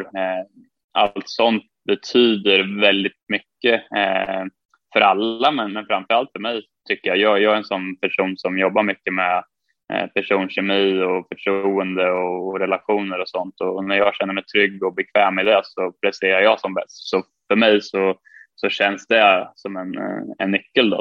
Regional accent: Sweden; moved away as an adult; hemma i Sverige

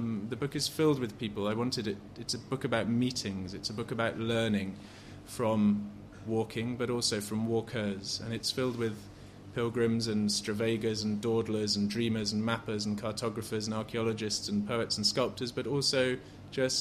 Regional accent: England, United Kingdom; Being very English

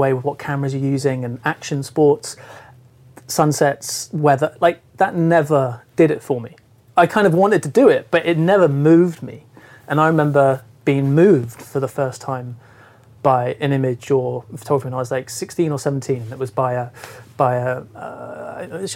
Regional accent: Cornwall, South West England, United Kingdom; I'm from Cornwall, from the West Country, and I grew up there

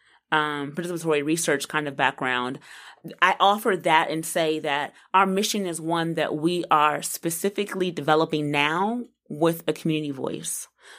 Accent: Washington, District of Columbia, United States; now in North Carolina, United States; I'm from D.C. I'm from Northwest D.C.

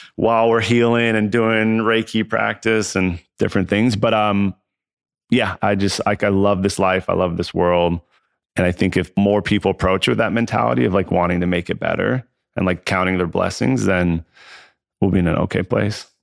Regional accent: Southern California, United States; I grew up in Southern California

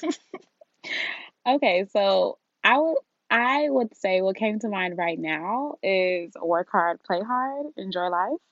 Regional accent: Nigeria; being Nigerian

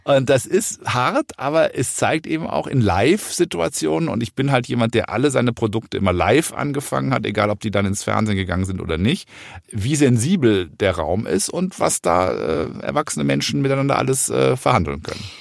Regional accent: Rhineland, Germany; ich komme ja aus dem Rheinland

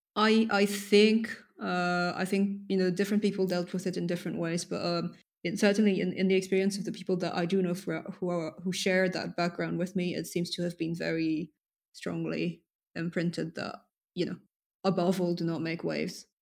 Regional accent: France; first language French; English is a second language; moved away; also born or lived in United States / London; Then I was raised in France.

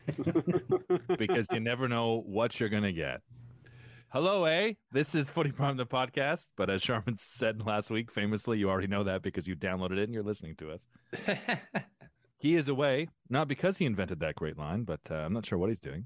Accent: Windsor, Ontario, Canada; I grew up in Windsor, so I, uh, next to the place that invented soul music.

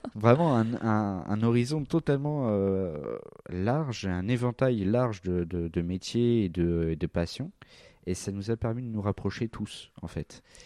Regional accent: Val-d'Oise, Île-de-France, France; J'ai grandi dans le Val d'Oise.

